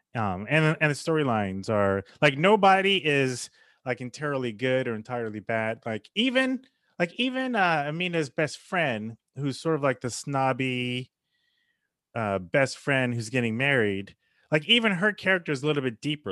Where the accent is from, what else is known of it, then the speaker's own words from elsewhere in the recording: United States; as an American